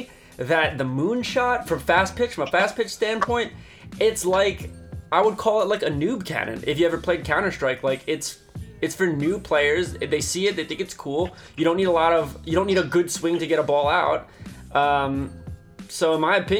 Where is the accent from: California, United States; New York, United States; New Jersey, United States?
New Jersey, United States; I'm from New Jersey